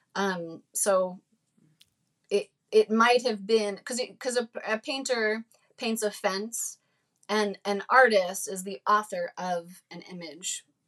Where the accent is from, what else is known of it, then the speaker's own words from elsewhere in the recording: New Jersey, United States; growing up in New Jersey